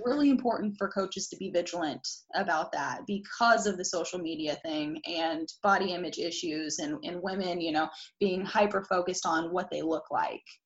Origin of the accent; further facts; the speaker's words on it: Indianapolis, Indiana, United States; I was born on the east side of Indy